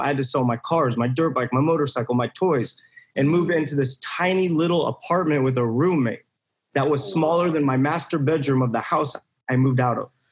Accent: Buena Park, California, United States; I grew up in Buena Park, California

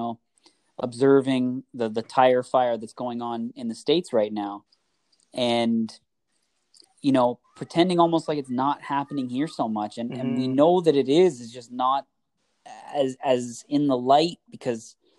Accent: Oshawa, Ontario, Canada; We are South Oshawa boys, but I am a white boy, and I look like the neighbors around me

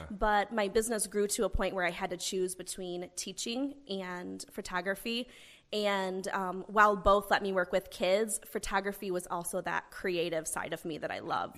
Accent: Owasso, Oklahoma, United States; I grew up here in the Owasso area

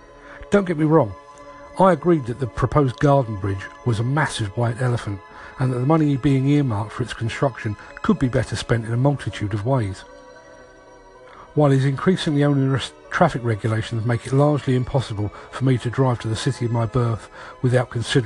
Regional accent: London, United Kingdom; I grew up in London

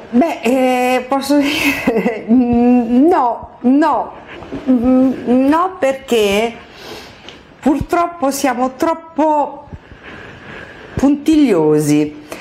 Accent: Palermo, Sicily, Italy; siciliana di Palermo

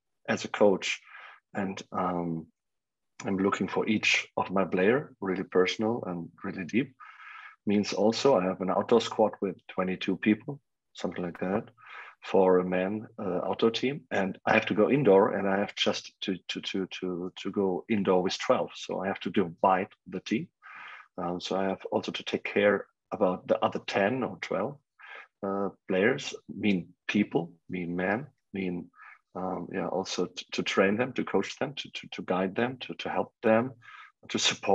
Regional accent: Germany; English is a second language; my hometown and my homeland, Germany

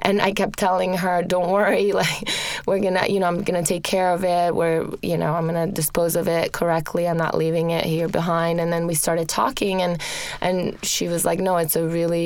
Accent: Rome, Lazio, Italy; moved away; I grew up in Rome, in Italy

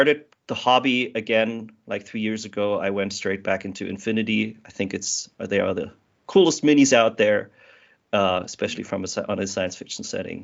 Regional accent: Germany; I'm from Germany

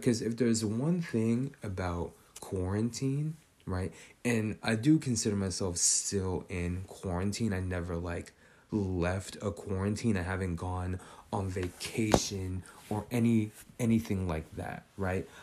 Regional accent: Northern California, United States; growing up in Northern California

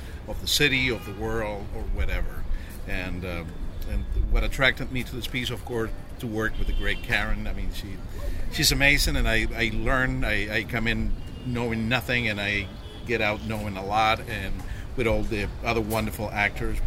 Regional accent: Montevideo, Uruguay; moved away as an adult; I am from Montevideo, Uruguay

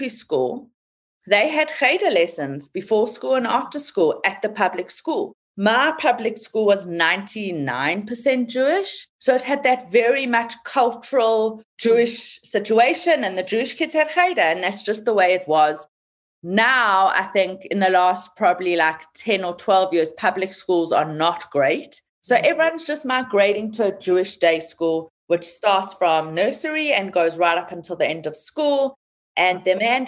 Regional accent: South Africa; moved away; I'm from South Africa

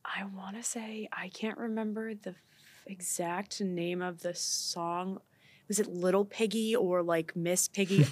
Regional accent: New York City, New York, United States; I'm from Staten Island

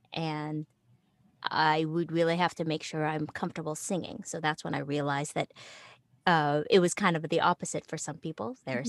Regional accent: Philippines; And since I'm Filipino, I just immediately thought, oh, I can do that.

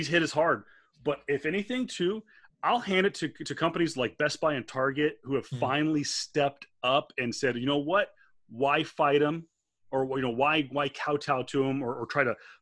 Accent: New York, United States; growing up in the New York market

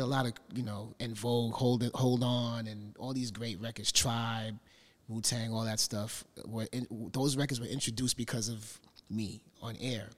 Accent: New York City, New York, United States; parents from Panama and growing up in Brooklyn

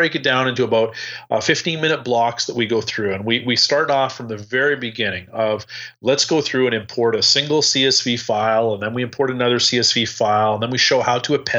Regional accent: Canada; even though I'm Canadian

